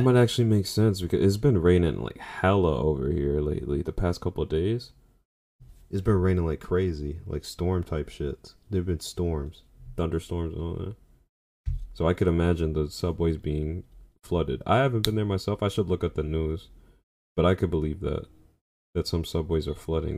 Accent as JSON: {"language": "English", "region": "New York", "country": "United States", "said": "as a New Yorker"}